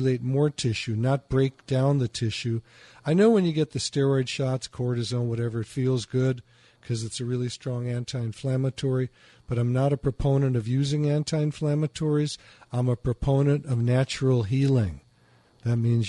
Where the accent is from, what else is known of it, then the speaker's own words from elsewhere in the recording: Chicago, Illinois, United States; moved away; also born or lived in Michigan; I used to live in Michigan. I'm from Chicago